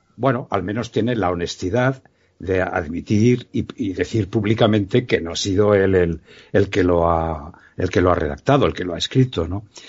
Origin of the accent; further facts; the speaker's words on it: Quinto, Aragon, Spain; mi pueblo, ¿no? De Quinto